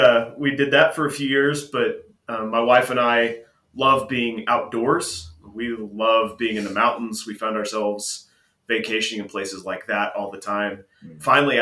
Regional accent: Stamford, Texas, United States; moved away as an adult; also born or lived in Graham, Texas; now in Spokane, United States; So I grew up in Texas. My dad was a minister.

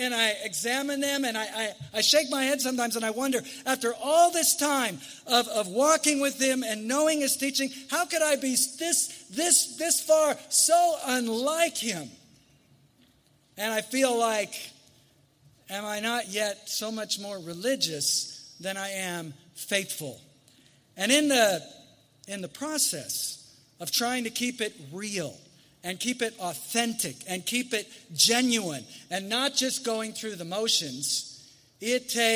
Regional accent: United States; I love being an American.

